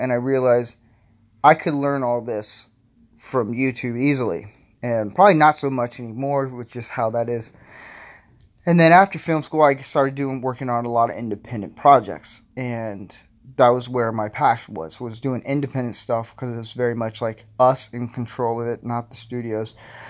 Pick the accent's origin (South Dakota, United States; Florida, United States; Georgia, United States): Florida, United States; now in Nebraska, United States; I'm originally from Florida, moved to Nebraska. So I would say I'm a southern boy.